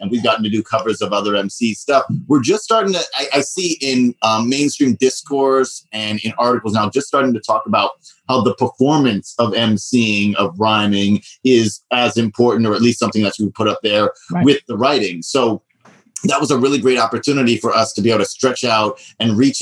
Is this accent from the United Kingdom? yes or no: no; U.S. Virgin Islands; moved away as an adult; also born or lived in New York; I grew up in St. Croix in the Virgin Islands, where I graduated high school, and I came up to New York for college